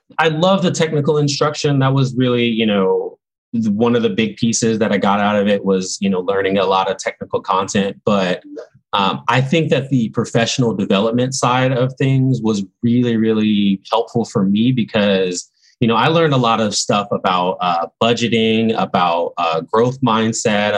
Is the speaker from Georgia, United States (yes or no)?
yes; Augusta, Georgia, United States; I was born in Augusta, Georgia